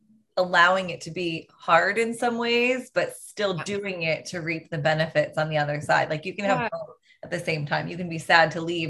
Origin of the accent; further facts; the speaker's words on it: New Jersey, United States; moved away; my hometown in New Jersey